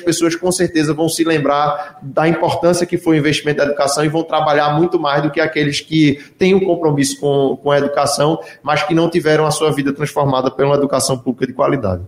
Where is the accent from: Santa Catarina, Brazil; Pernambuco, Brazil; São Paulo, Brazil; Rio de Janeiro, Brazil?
Pernambuco, Brazil; como pernambucano